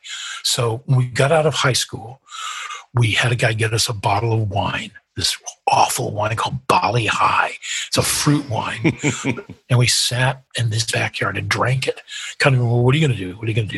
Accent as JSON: {"language": "English", "region": "Midwest", "country": "United States", "tie": "born or raised there", "moved": "as an adult", "lives_now": "United Kingdom", "said": "There's a very easygoing Midwestern thing, which I do miss growing up in the Midwest."}